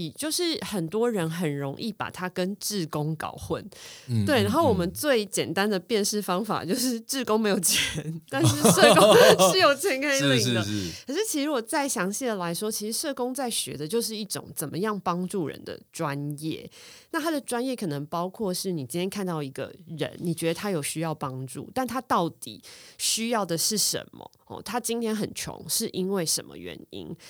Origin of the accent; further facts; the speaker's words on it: Taipei, Taiwan; 因为我自己是万华出生的，我是万华人，在地的万华人